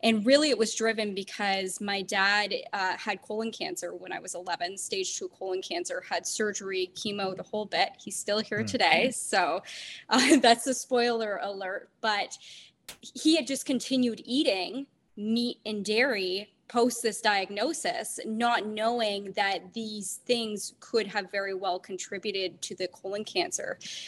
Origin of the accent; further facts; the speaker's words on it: Canada; growing up in Canada, actually, we had a food guide, which has since changed in my adulthood.